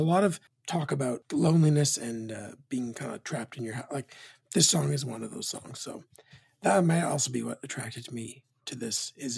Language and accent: English; Canadian West Coast, Canada; as a Canadian that's a West Coaster